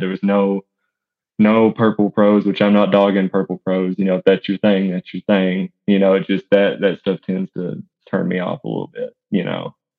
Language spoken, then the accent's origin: English; East Tennessee, United States; also born or lived in Bledsoe County, Tennessee; I'm born and raised in East Tennessee